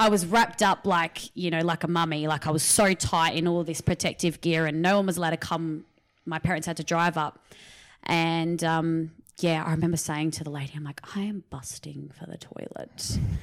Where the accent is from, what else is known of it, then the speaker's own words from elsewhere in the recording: Riverland, South Australia, Australia; back in my hometown 'cause I moved back to the Riverland in two thousand eighteen